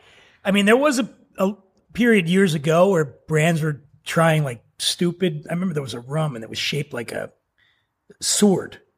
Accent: Philadelphia, Pennsylvania, United States; I grew up poor in Philly

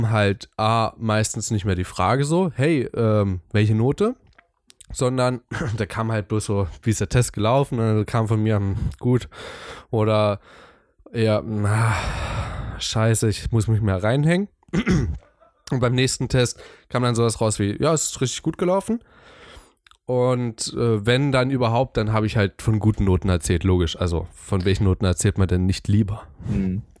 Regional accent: East Germany, Germany; ich bin schon ziemlich Ossi-mäßig. ich, ich, ich komme definitiv aus dem Osten.

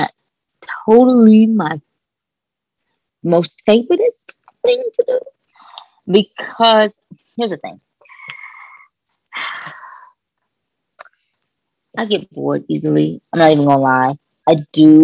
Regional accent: Kentucky, United States; moved away; also born or lived in Los Angeles; I'm from Kentucky

